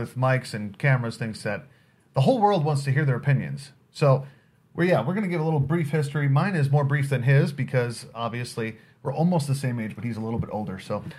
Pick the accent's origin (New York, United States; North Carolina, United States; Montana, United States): New York, United States; now in Nebraska, United States; I was born and raised in New York, so I'm not even from Nebraska. Basically, I was raised in a Messianic Jewish church.